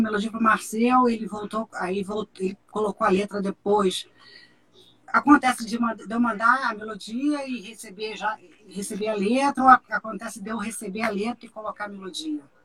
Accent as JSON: {"language": "Portuguese", "town": "Barbacena", "region": "Minas Gerais", "country": "Brazil", "tie": "born or raised there", "said": "quando eu era criança pequena lá em Barbacena"}